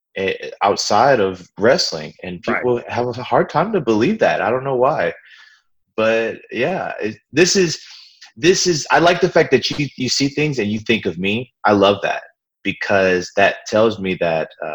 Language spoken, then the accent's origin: English; New Orleans, Louisiana, United States; I'm from New Orleans